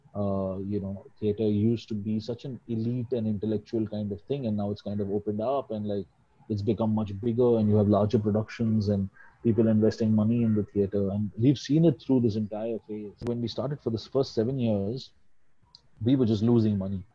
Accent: Mumbai, Maharashtra, India; also born or lived in Delhi; I'm uh, uh, pretty much a Bombay boy. Uh, I was uh, born in Delhi because my grandparents were there, so that was it. But I've always lived in Bombay.

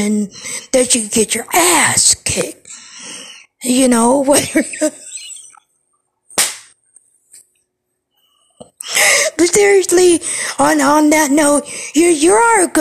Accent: Cleveland, Ohio, United States; I'm from Ohio, and, you know, the place of Ohio I'm from, Cleveland

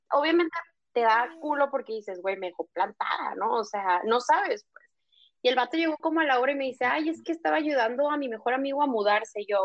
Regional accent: northern Mexico, Mexico; Y por ejemplo, yo que soy norteña, la neta, yo, yo llegaba con mucha gente y yo de que ah, abrazo, abrazo, hecho y apapacho, ¿no?

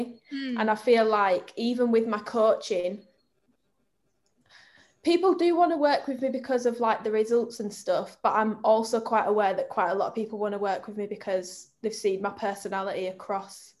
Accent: Bradford, Yorkshire and the Humber, United Kingdom; I'm from Bradford.

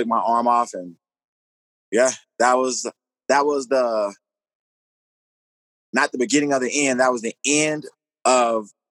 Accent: Dallas, Texas, United States; now in Colorado Springs, United States; I'm from Dallas, Texas, born and raised.

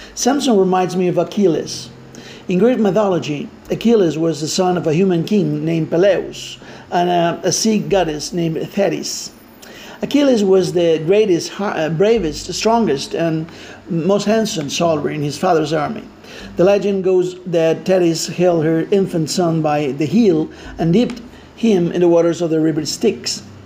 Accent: Argentina; English is a second language; I am Latino from Argentina.

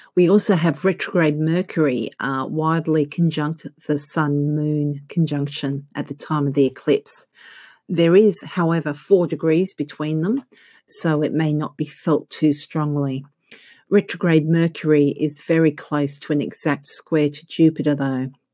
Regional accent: Australia; accent: Australian; I'm actually Australian.

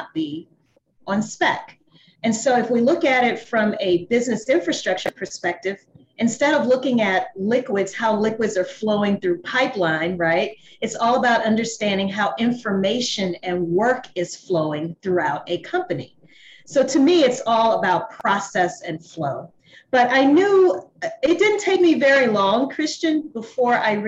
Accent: Louisiana, United States; moved away as an adult; also born or lived in New Orleans, Louisiana; now in Atlanta, United States; I'm from Louisiana.

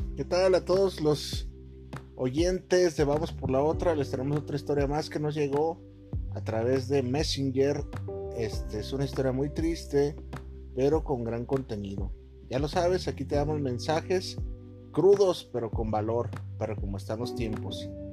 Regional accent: Guadalajara, Jalisco, Mexico; moved away as an adult; decidí venirme a la ciudad de Guadalajara, de donde soy originario

